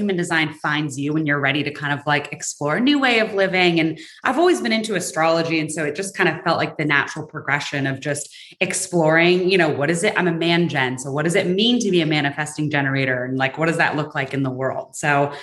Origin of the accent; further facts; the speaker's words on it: San Francisco, California, United States; moved away as an adult; now in Atlanta, United States; I'm originally from San Francisco, and I moved to Atlanta for a job